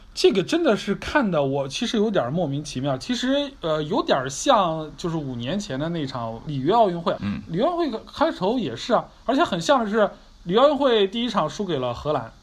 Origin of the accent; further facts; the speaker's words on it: China; 我们中国人